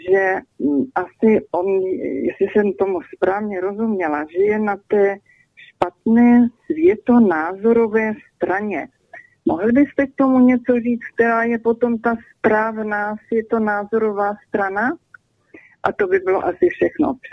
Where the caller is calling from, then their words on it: Germany; A eh, jsem, volám z Německa